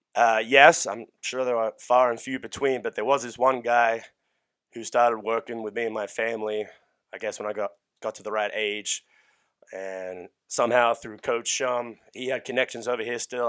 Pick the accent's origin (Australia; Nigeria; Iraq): Australia; now in United States; I was born and raised in Australia